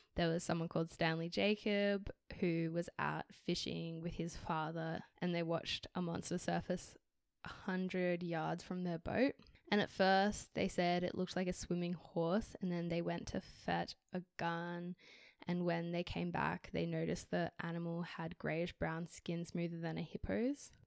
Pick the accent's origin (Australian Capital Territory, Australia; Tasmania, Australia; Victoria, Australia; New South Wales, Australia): Australian Capital Territory, Australia; Canberra; also born or lived in Canada; I'm also now back in my hometown, and newly employed by the public service here in Canberra